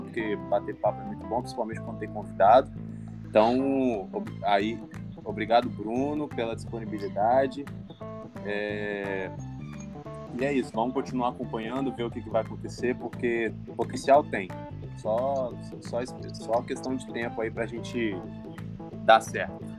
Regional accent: Espírito Santo, Brazil; o nosso papel como capixaba

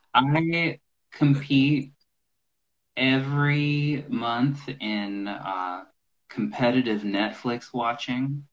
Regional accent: Maryland, United States; now in Nashville, United States; I was born in a place called Maryland, the same the state where uh, Washington D.C. is

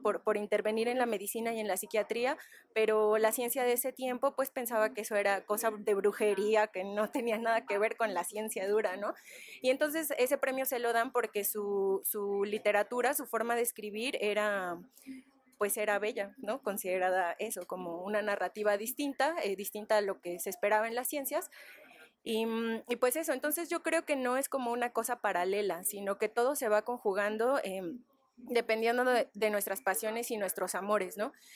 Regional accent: Ecatepec, State of Mexico, Mexico; el barrio en el que yo crecí, en Ecatepec

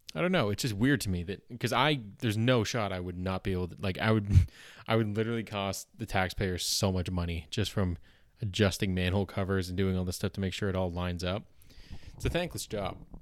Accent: Canada; accent: Canadian

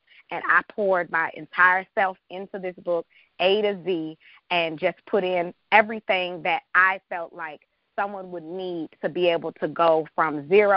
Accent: Washington, District of Columbia, United States; moved away as an adult; also born or lived in Chicago; I'm from Washington, D.C., born and raised.

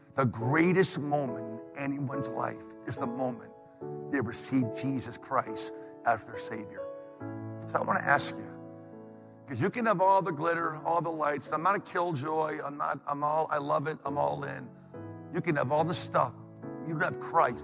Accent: New England, United States; now in Pennsylvania, United States; I'm from New England

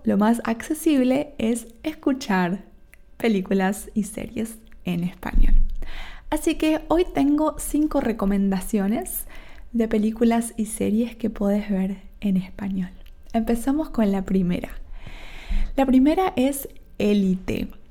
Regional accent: Argentina; Yo soy de Argentina, tengo un acento

